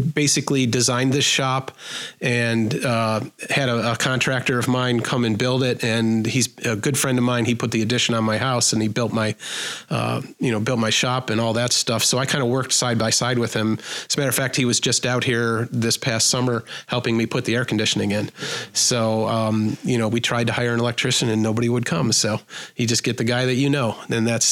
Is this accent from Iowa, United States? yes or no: no; Buffalo, New York, United States; I'm from Buffalo and I charge Buffalo prices. I can't outprice myself in my own hometown